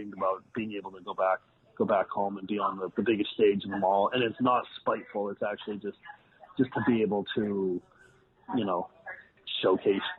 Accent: Foxborough, Massachusetts, United States; moved away; also born or lived in Boston; in my hometown that told me that I wasn't going to make it, that I wasn't going to get in the business, because that's where I grew up

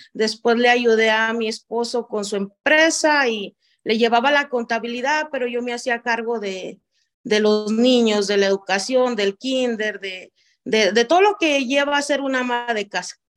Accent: Zapotlán el Alto, Jalisco, Mexico; first language Spanish; moved away as an adult; now in United States; nací en Zapán, el Alto Jalisco, en México. Ah, nací nací, crecí en el mismo lugar

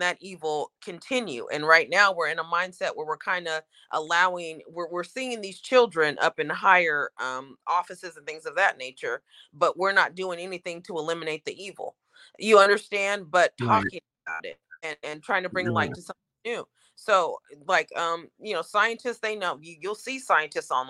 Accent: Oregon, United States; I'm from Oregon

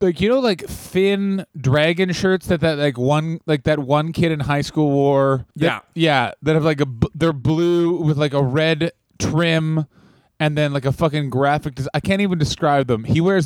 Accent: Chicago, Illinois, United States; I'm from Chicago.

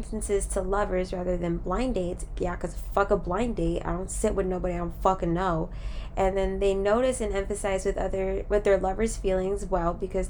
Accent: California, United States; moved away; also born or lived in Florida; I'm really from California

